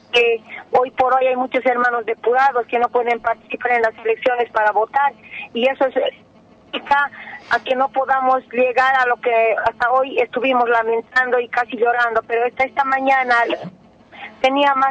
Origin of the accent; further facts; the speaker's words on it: Bolivia; Nosotros, los bolivianos, con mucha humildad les agradecemos y que nos disculpen porque nosotros, como bolivianos, no actuamos en contra de los hermanos que fueron a Bolivia.